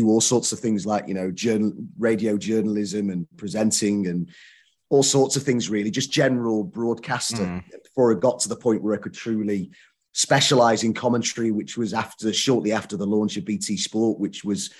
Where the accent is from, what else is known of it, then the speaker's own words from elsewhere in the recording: Southport, North West England, United Kingdom; I'm from Southport, which is near Liverpool